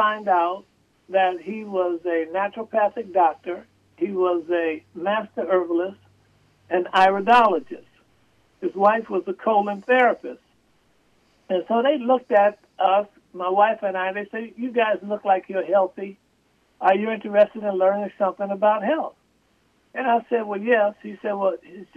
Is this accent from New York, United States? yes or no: yes; Buffalo, New York, United States; I was born and raised in Buffalo, New York